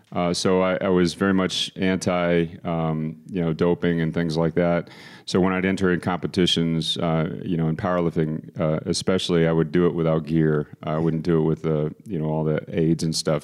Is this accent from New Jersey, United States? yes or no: no; Austin, Texas, United States; moved away as an adult; also born or lived in Boston, Massachusetts; now in San Antonio, United States; I was born in Boston, as was, uh, all of my family, and my father's job moved us to Austin, Texas, when I was three years old. Grew up there, went to high school there